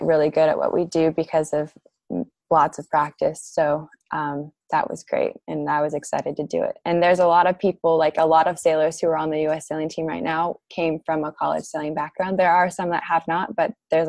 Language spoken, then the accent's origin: English; San Diego, California, United States; now in Charleston, United States; I'm from San Diego